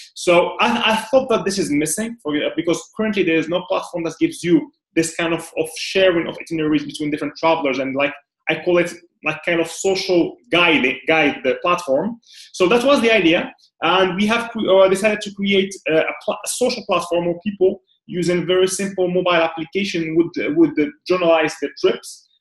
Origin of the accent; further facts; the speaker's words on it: Morocco; moved away as an adult; now in Dubai, United Arab Emirates; I'm originally from Morocco, and uh, I've been pretty much spending like 27 years in Morocco